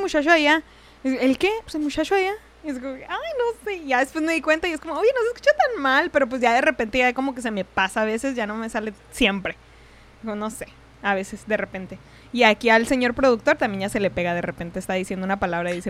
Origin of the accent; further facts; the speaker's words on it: Ciudad Juárez, Chihuahua, Mexico; moved away; De por sí vengo de allá de Ciudad Juárez, estamos relativamente cerca y el, el acento más o menos pues se comparte